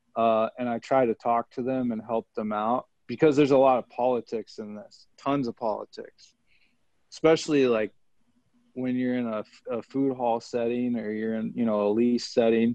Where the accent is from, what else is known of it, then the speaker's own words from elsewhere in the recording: Kansas City, United States; the song my buddy made that I grew up with in Kansas City